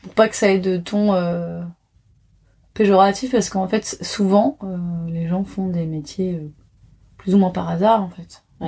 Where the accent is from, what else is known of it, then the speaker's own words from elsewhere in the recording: Paris, Île-de-France, France; j'ai grandi à Paris